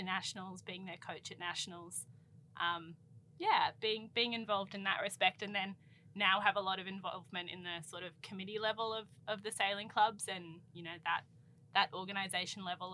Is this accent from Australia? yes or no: yes; Sydney, New South Wales, Australia; I grew up sailing on Sydney Harbour